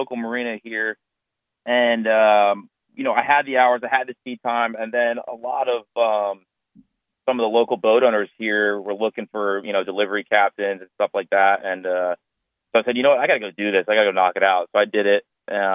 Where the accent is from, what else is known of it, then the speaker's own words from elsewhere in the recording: near Long Beach Island, New Jersey, United States; moved away as an adult; now in Wilmington, United States; I'm originally from South New Jersey, kind of just outside the Long Beach Island area. Always grew up on the water, and I moved down to Wilmington, North Carolina to go to school